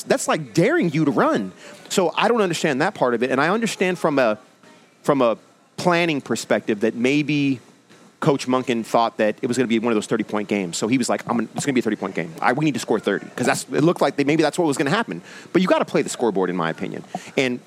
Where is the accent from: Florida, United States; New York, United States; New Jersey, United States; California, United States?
California, United States; Santa Cruz; moved away as an adult; also born or lived in San Diego, California; now in Baltimore, United States; I grew up in Santa Cruz